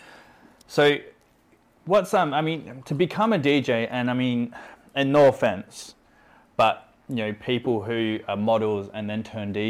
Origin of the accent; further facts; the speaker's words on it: Australia; as an Australian